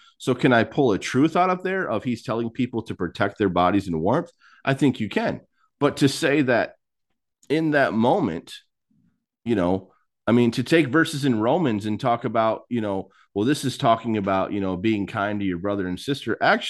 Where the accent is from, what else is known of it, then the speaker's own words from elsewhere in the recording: Michigan, United States; now in Texas, United States; Like, I came from Michigan to Texas.